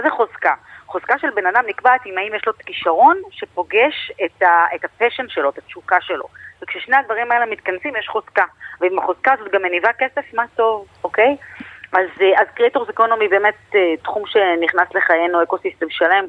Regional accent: Israel; אנחנו ישראלים

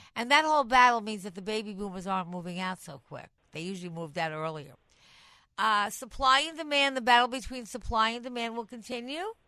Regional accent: Long Island, New York, United States; moved away as an adult; now in New York City, United States; I was born on Long Island. I come from Long Island. I mean, I'm in the city the last 20 years

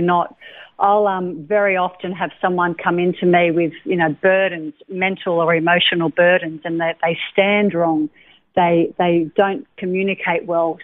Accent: Lennox Head, New South Wales, Australia; also born or lived in Sydney; I was born in Sydney um, a fair while ago. Mm-hmm. Um, I was I lived in Sydney until I was seven. My mum and dad separated when I was seven, and then I moved up to Lennox Head with my mother and my stepfather

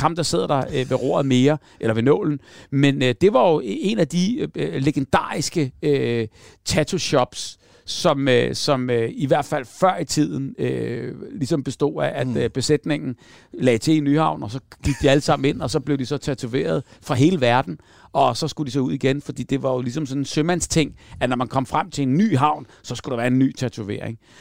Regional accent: Hellerup, Capital Region of Denmark, Denmark; vi boede lige ned til Hellerup

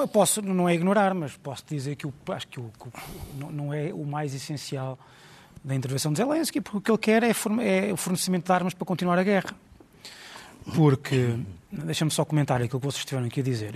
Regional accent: Portugal

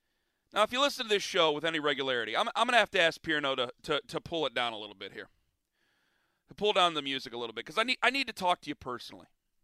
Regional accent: Northeast Ohio, United States; I'm from Northeast Ohio

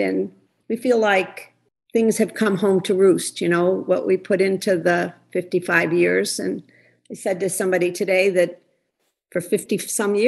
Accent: Scranton, Pennsylvania, United States; I came from Scranton, Pennsylvania, from a very close Italian family.

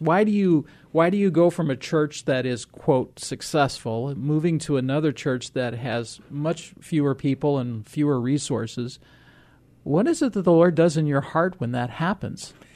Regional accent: Rock Island, Illinois, United States; I grew up in Rock Island

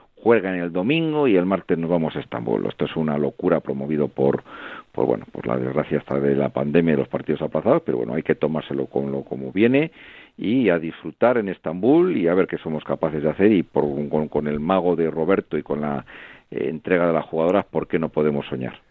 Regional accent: Salamanca, Castile and León, Spain; tremendamente orgullo como salmantino que soy

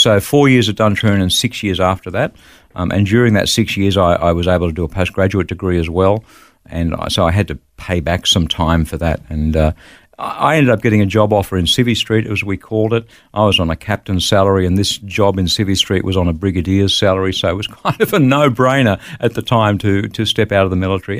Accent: Wollongong, New South Wales, Australia; moved away as an adult; also born or lived in Bulli, New South Wales / Melbourne / Sydney; I grew up in the Gong, in Wollongong, and went to school there

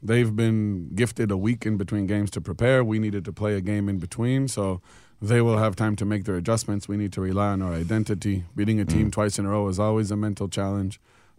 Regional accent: Israel; moved away as an adult; also born or lived in United States; now in New Zealand; I was born in the United States. Yes. I grew up in Israel.

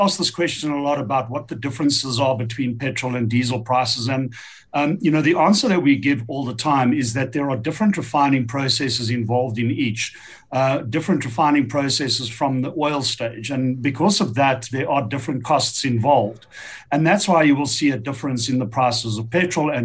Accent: Pretoria, Gauteng, South Africa; So born in Pretoria in 1970, grew up and raised in Pretoria

